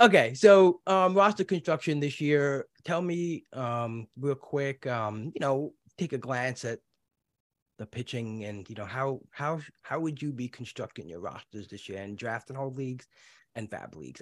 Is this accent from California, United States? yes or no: no; New York City, New York, United States; now in New Jersey, United States; when I grew up in Brooklyn